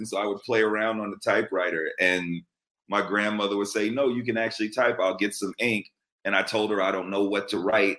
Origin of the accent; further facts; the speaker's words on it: New York City, New York, United States; I'm a native New Yorker from New York City, born and raised in the Bronx.